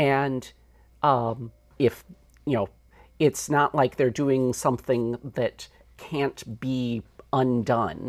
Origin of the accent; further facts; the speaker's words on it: United States; I am an American also